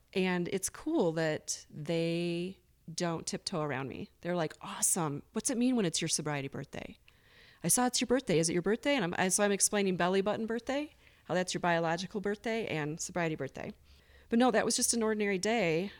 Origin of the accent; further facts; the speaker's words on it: Michigan, United States; moved away as an adult; also born or lived in Las Vegas, Nevada; now in Bozeman, United States; I'm originally from Michigan. I lived there for twenty-three years. Um, grew up in the country